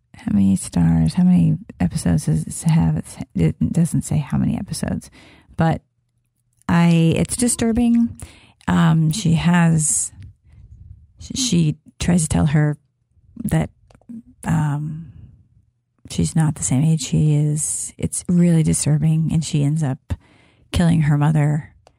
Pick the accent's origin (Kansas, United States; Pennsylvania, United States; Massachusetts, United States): Kansas, United States; I'm from, I am from Kansas